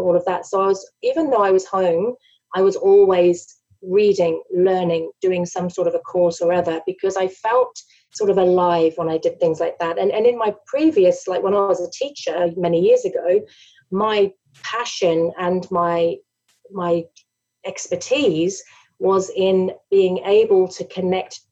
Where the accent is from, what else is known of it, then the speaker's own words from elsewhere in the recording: England, United Kingdom; moved away as an adult; now in Australia; I'm originally from England, emigrated to Australia 10 years ago.